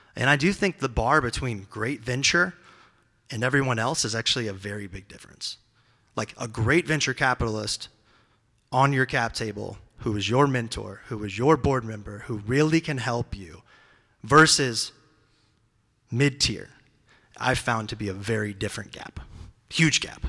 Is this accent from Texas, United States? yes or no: no; Peoria, Illinois, United States; also born or lived in San Francisco, United States; now in Nashville, United States; I'm not from here. I'm from Peoria, Illinois, which is a tiny town in the middle of nowhere in Illinois